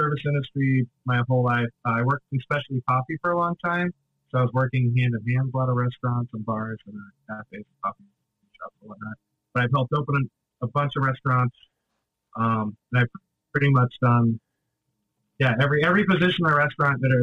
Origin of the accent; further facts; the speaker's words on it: Michigan, United States; moved away as an adult; also born or lived in Boston; now in Chicago, United States; I grew up about 2 hours away in Michigan.